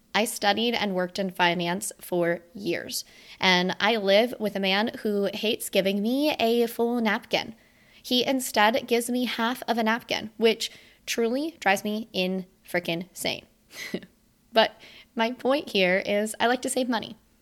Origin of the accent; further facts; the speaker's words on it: Sunshine State, Florida, United States; moved away; my first Christmas with my family in my hometown within the Sunshine State since twenty sixteen.